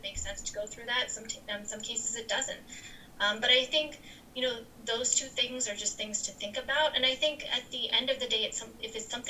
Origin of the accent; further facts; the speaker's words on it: New Jersey, United States; growing up in New Jersey